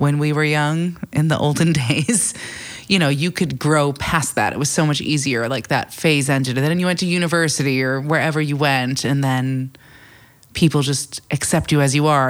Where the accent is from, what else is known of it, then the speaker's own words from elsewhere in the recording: United States; moved away as an adult; also born or lived in New York City, United States; now in London, United Kingdom; being in London as an American where, you know, when I lived in New York City